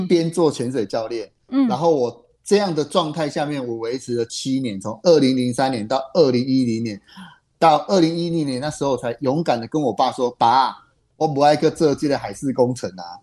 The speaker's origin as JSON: {"language": "Chinese", "country": "Taiwan", "said": "我们台湾人，我们华人非常地喜欢吃海鲜吃鱼"}